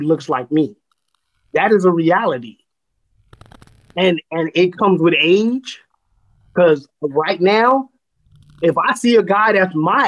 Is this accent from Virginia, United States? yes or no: no; California, United States; growing up in California